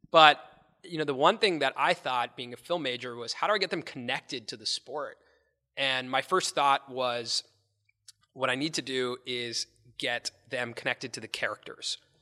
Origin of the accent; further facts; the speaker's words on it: Los Angeles, California, United States; growing up in Los Angeles